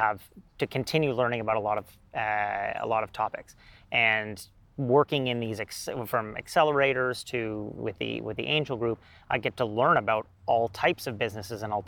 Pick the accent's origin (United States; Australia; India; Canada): Canada; Ottawa, Ontario; my hometown